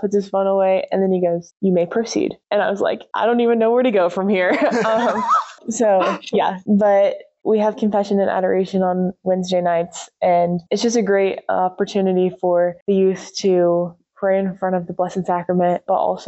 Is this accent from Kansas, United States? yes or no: yes; Oakley, Kansas, United States; I grew up in just outside of Oakley, Kansas